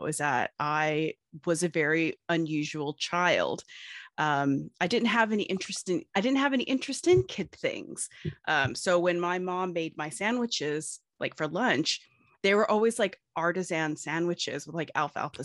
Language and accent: English; United States; I am an American.